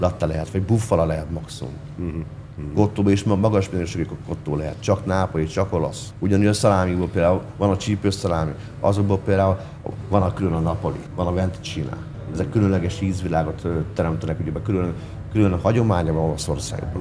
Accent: Hungary; kimehettem magyarként erre a világbajnokságra

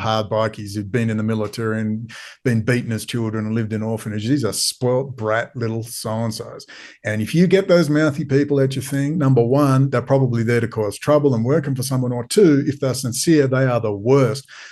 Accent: Perth, Western Australia, Australia; I am from Perth.

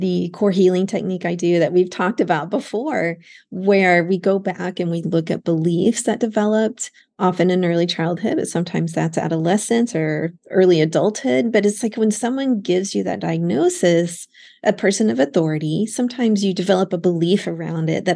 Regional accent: outside of Dallas, Texas, United States; moved away as an adult; also born or lived in Austin, Texas; now in Florida, United States; I grew up outside of Dallas. I went to UT Austin for undergrad. But having lived outside of Texas now for most of my life, so let's say the first 22 years or so were in Texas, and then I went to graduate school over in Florida and stayed here.

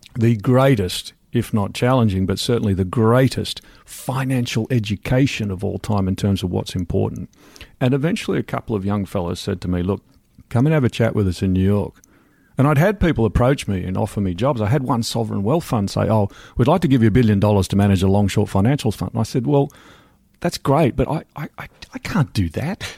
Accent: Australia; moved away as an adult; also born or lived in London, United Kingdom; now in Wimbledon, United Kingdom; I'm Australian.

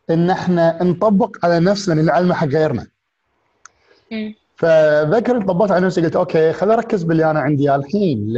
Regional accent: Kuwait; also born or lived in England; لما رجعت من انجلترا انا عشت فتره حياتي في انجلترا ولما رديت كنت وايد قاعد لما رجعت الكويت كنت قاعد احاتي اروح لانجلترا مره ثانيه

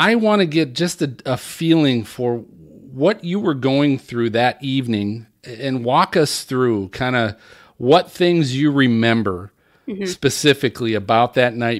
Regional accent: Cincinnati, Ohio, United States; I'm from Cincinnati

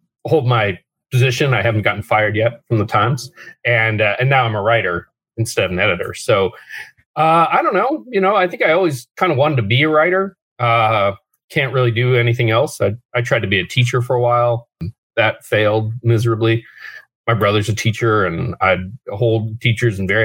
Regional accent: Nashville, Tennessee, United States; moved away; also born or lived in Washington, D.C.; I grew up in Nashville

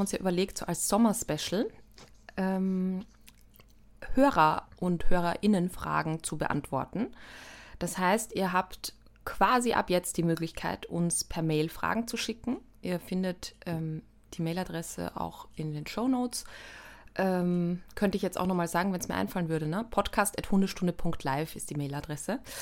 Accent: Austria; als Österreicherin

